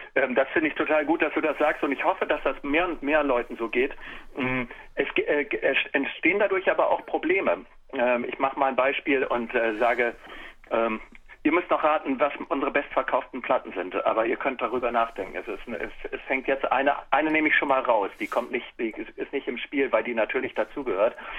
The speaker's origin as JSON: {"language": "German", "country": "Germany", "tie": "born or raised there", "said": "ich bin ja ein Kind des Viertels. Ne? Ich bin ja in der Zellerstraße aufgewachsen"}